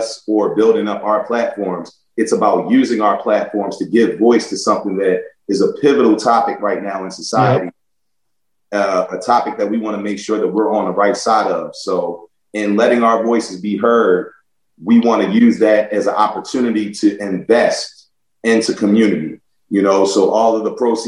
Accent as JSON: {"language": "English", "town": "Baltimore", "region": "Maryland", "country": "United States", "tie": "born or raised there", "also_born_or_lived": "Buffalo / New York", "said": "growing up in Baltimore"}